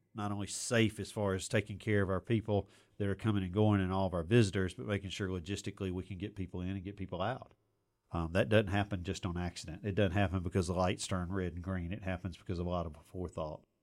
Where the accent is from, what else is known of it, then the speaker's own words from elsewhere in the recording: Auburn, Alabama, United States; when I was growing up in Auburn